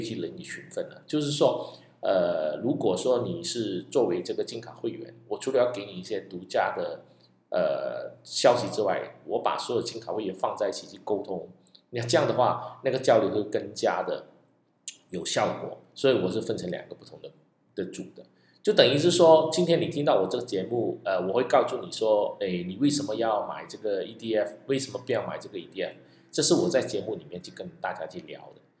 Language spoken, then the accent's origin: Chinese; Malaysia; 在马来西亚，我们福建人就叫做 拜， 拜天公